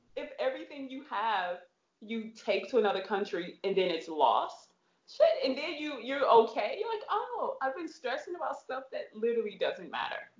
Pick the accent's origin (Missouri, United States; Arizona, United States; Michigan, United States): Missouri, United States; St. Louis; I am from St. Louis, Missouri